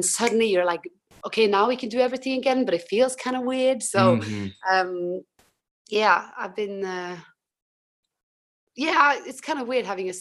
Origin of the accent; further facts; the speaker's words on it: Tromsø, Troms, Norway; now in London, United Kingdom; I'm from Tromsø, which is even further north.